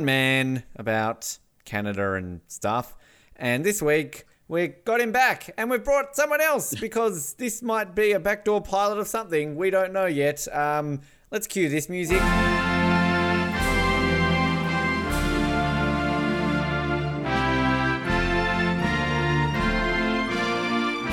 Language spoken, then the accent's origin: English; Australia; I'm Australian.